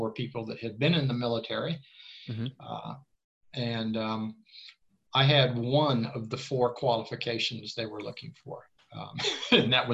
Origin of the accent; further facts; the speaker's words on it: Tampa, Florida, United States; moved away as an adult; now in Sweden; I grew up in Tampa, a Spanish-speaking town